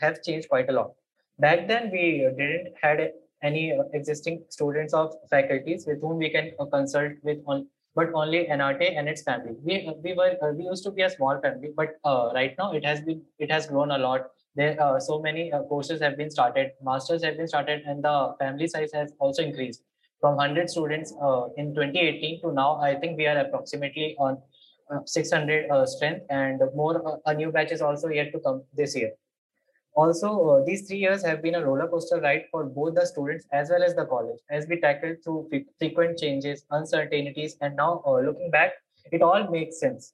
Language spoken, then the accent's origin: English; Patna, Bihar, India; I hail from Patna, Bihar.